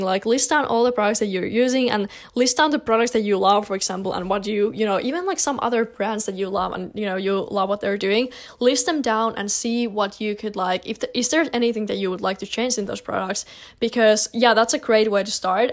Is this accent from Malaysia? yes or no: no; Finland; I'm from Finland personally